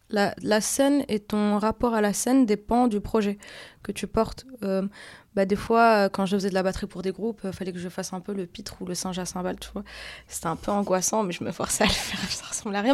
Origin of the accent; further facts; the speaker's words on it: Casablanca, Casablanca-Settat, Morocco; moved away; also born or lived in Paris / Belgium; je viens de Casablanca, du coup c'est une assez grosse ville avec beaucoup de taxis